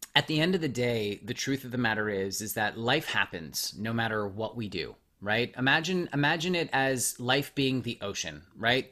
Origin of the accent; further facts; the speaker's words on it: Montreal, Quebec, Canada; now in Los Angeles, United States; I was born in Montreal and I, I live